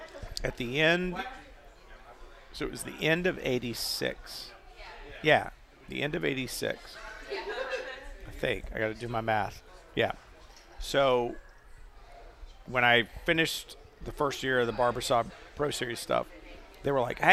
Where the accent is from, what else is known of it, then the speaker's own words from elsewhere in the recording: Texas, United States; I am a Texan, and I actually once drove the number 14.